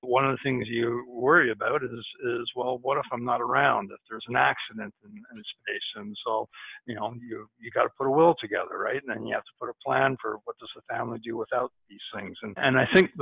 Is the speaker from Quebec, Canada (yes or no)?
yes; Montreal, Quebec, Canada; I'm from Canada. I grew up in Montreal